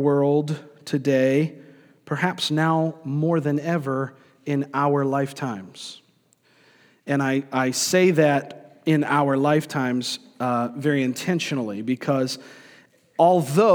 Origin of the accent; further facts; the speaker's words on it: Florida, United States; also born or lived in New York; I grew up in Florida, I was born in New York, but spent most of my years coming up in the state of Florida